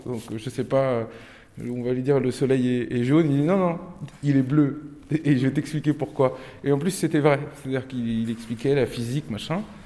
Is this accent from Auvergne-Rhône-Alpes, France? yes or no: no; Nantes, Pays de la Loire, France; first language Turkish; French is a second language; moved away; also born or lived in Paris; j'ai grandi à Nantes